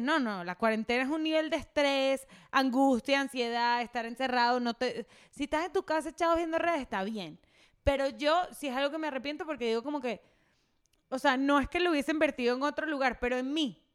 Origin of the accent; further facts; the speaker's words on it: Venezuela; moved away; soy venezolana